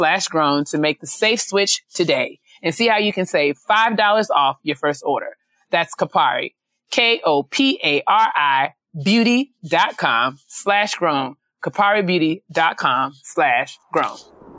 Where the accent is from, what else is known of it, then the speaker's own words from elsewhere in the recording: White Plains, New York, United States; I grew up in White Plains